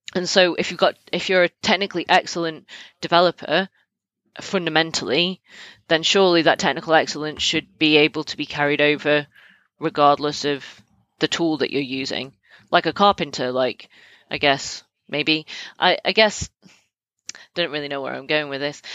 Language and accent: English; United Kingdom; I'm British.